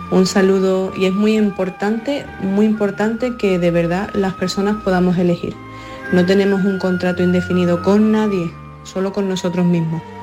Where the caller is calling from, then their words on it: Alhaurín, Andalusia, Spain; Eh, yo, por ejemplo, soy … de Alaurín y he tenido que decir no a mi madre.